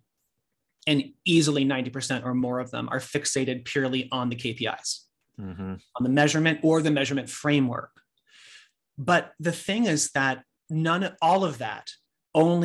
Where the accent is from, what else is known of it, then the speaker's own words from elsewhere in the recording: Sacramento, California, United States; moved away as an adult; now in New York, United States; I moved to New York from Sacramento, California, where I'm originally from